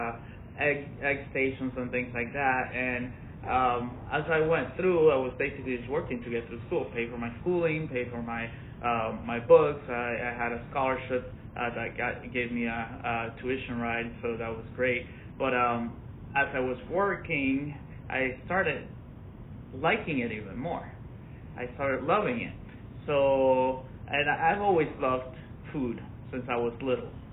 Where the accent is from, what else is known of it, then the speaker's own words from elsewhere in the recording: Orlando, Florida, United States; also born or lived in Venezuela; I grew up mostly in Orlando, Florida.